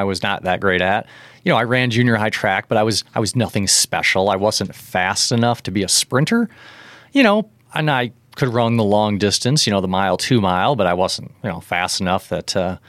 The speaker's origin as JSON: {"language": "English", "town": "Leaf River", "region": "Illinois", "country": "United States", "tie": "born or raised there", "also_born_or_lived": "Rockford", "said": "I was born in Rockford, but basically grew up in Leaf River my whole life. Went to Forest in high school when Leaf River and Forest emerged. Graduated in 1994. So I'm a small town guy, definitely."}